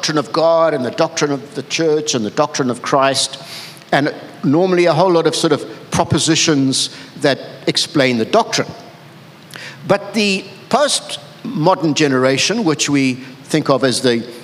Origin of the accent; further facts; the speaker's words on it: KwaZulu-Natal, South Africa; I'm a South African. I grew up with the Zulus. There's the history of the Zulu kingdom that was all around me. Then all around me were Indians and Mahatma Gandhi, you know, he grew up near me